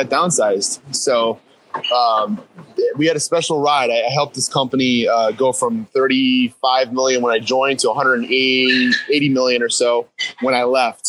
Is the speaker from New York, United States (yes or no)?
no; Wisconsin, United States; now in New Jersey, United States; I'm actually from Wisconsin originally, so I'm a Midwestern guy